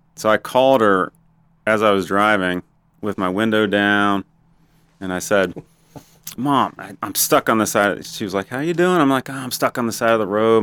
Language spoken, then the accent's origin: English; Ohio, United States; born or raised there; moved away as an adult; also born or lived in Roseburg, Oregon; now in Gainesville, United States